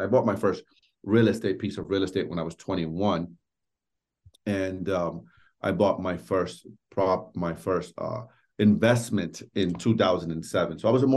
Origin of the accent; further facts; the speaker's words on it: New York City, New York, United States; I grew up in New York City, born and raised in Washington Heights